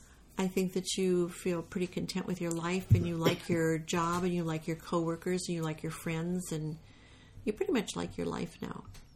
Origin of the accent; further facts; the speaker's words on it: Minnesota, United States; I grew up in Minnesota.